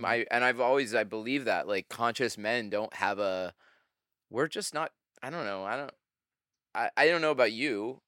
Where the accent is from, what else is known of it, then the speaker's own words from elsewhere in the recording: upstate New York, United States; upstate New York